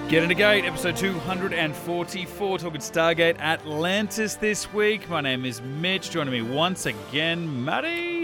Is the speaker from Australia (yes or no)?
yes; Australia; I'm over here as Australian